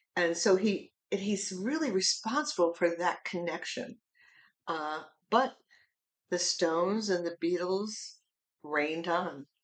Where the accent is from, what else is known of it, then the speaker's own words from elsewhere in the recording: United States; I'm an American citizen